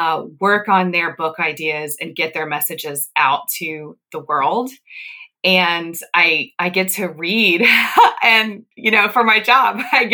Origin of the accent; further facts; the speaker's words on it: the South, United States; also born or lived in Northeast US; now in US Midwest; Well, I grew up in the South, and then I lived in the Northeast, and now I'm in the Midwest.